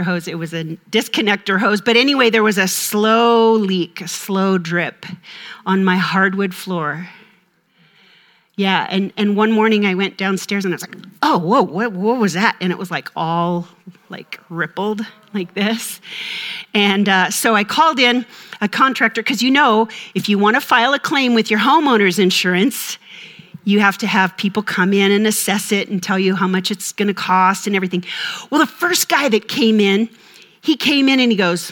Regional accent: Minnesota, United States; I'm from Minnesota

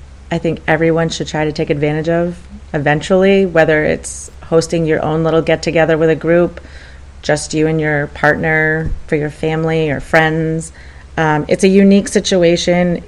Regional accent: Connecticut, United States; moved away; my hometown in Connecticut

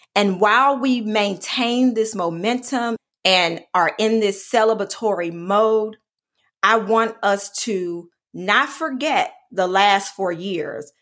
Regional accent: Alabama, United States; my home state of Alabama

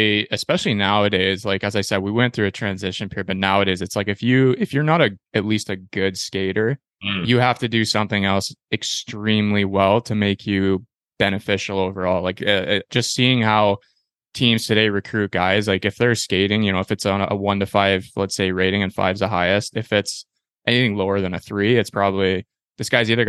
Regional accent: Peterborough, Ontario, Canada; I grew up in Peterborough before, so I know the OHL route

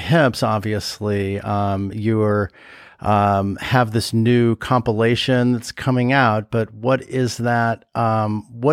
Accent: Southern California, United States; We grew up in Southern California playing volleyball.

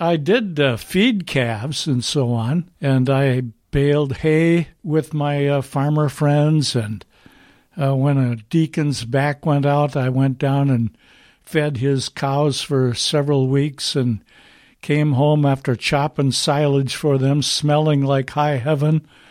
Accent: Duluth, Minnesota, United States; I grew up in Duluth, Minnesota

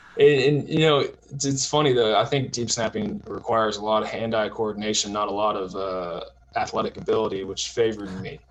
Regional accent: Tulsa, Oklahoma, United States; also born or lived in Houston, Texas / New Jersey; I grew up mostly in Tulsa, you know, private school kid from Tulsa, Oklahoma

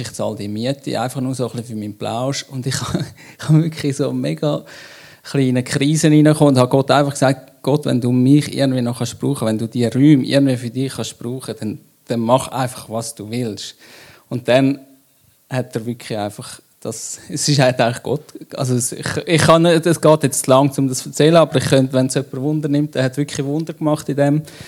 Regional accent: Switzerland; wir sind Schweizer

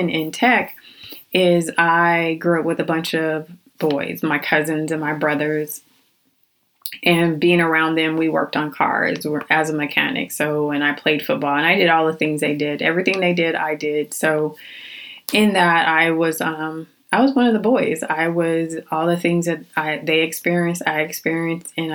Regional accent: Phoenix, Arizona, United States; I was born and raised in Phoenix, Arizona.

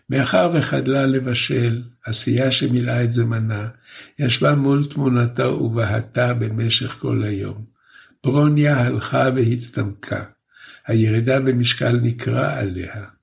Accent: Poland; born there; אני באופי שלי מאוד יקית, למרות שנולדתי בפולין.

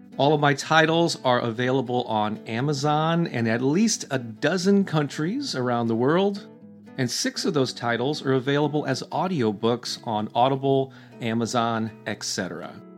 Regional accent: St. Louis, Missouri, United States; born or raised there

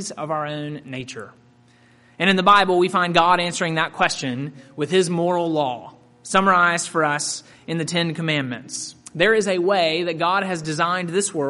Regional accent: Mississippi, United States; I grew up in Mississippi and attended Ole Miss

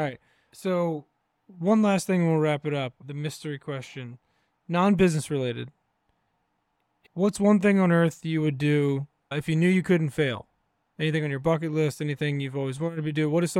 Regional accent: New Kent, Virginia, United States; moved away; I'm from Virginia originally, where like, you know, deer and turkey season was like a religious holiday for everyone in my small town in New Kent, Virginia.

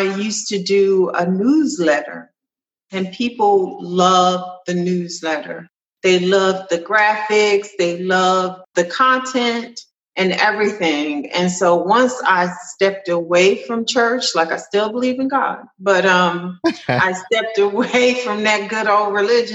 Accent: Trenton, New Jersey, United States; moved away as an adult; now in Kennesaw, United States; I'm from Trenton, New Jersey, and it's rough

